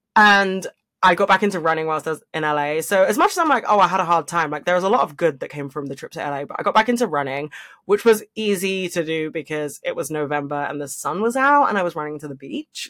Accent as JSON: {"language": "English", "region": "London", "country": "United Kingdom", "said": "I am from London"}